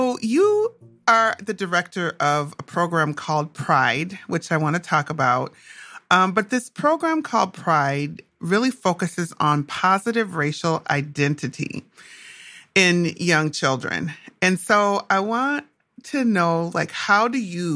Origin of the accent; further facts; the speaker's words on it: Minnesota, United States; also born or lived in Atlanta, Georgia; I grew up in Minnesota in the 1970s and 80s.